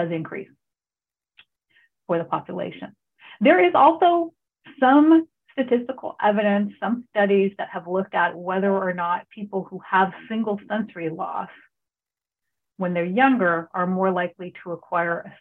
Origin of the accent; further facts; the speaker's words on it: California, United States; moved away; also born or lived in Hawaii; I grew up in California